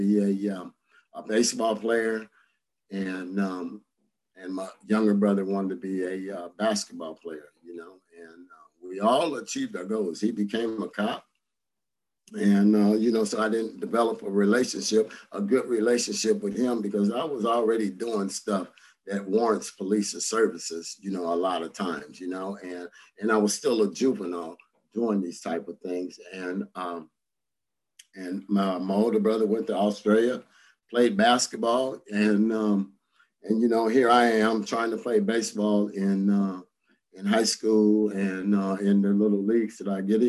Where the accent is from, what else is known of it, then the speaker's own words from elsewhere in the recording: Santa Ana, California, United States; I grew up here in Orange County and in Santa Ana, to be exact